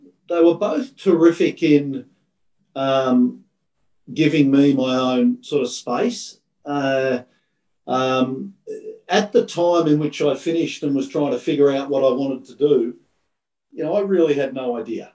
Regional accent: country Victoria, Australia; also born or lived in Calgary, Canada / Melbourne, Australia / New York, United States; I grew up in country Victoria. And so, loved playing my cricket and my football as a young Victorian boy

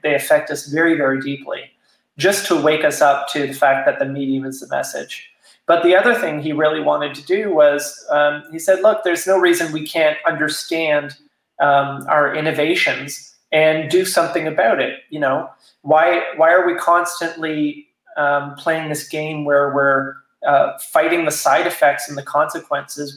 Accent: Toronto, Ontario, Canada; moved away as an adult; now in Wellington, Canada; I grew up in Toronto, but I've been living in, in this area of small towns for the last 20 years, essentially.

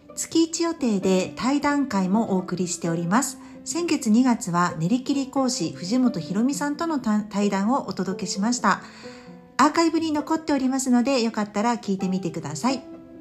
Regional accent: Tokyo, Japan; moved away as an adult; now in Kobe, Japan; 同じ東京都内なんですけれどもあの生まれ育った神楽坂からちょっとね田舎の東京都内なんですが

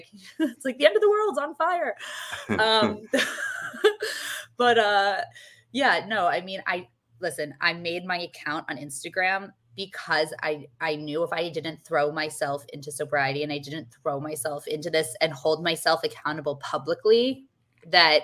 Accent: New York City, New York, United States; I'm from New York City

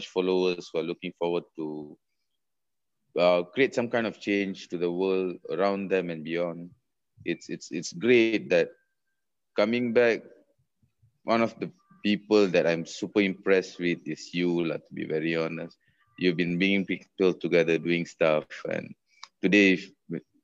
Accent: Malaysia; moved away; that's Malaysia. That's being a Malaysian

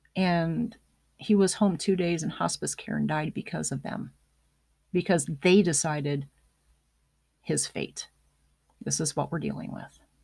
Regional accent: United States; as an American

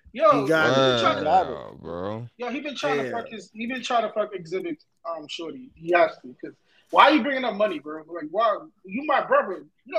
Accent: New York City, New York, United States; Like me and Nelson, we're from New York City. We're not from fucking Mount Vernon or New Rochelle. We're from New York City.

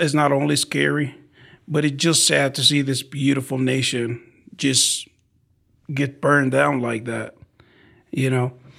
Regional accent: Baghdad, Baghdad Governorate, Iraq; English is a second language; also born or lived in Arizona; now in San Antonio, United States; in Iraq, we are from Baghdad.

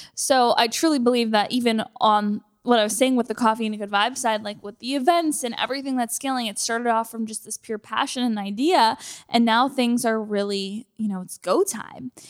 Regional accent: Canada; moved away as an adult; now in United States; being a Canadian moving here and not having anything

